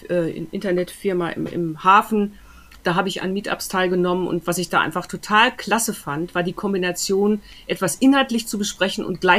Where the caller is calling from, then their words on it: Düsseldorf, North Rhine-Westphalia, Germany; ich äh, bin jetzt auch aus Düsseldorf zugeschaltet.